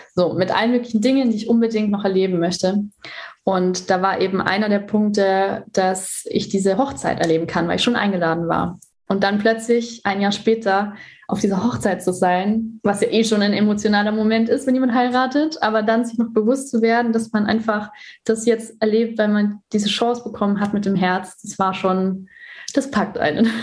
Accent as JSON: {"language": "German", "country": "Germany", "said": "bei uns in Deutschland"}